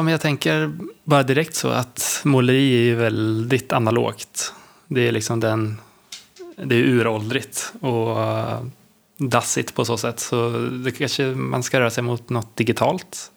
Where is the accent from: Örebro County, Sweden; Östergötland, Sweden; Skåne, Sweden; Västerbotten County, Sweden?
Östergötland, Sweden; Linköping; en mäklarfirma i Linköping där jag kommer ifrån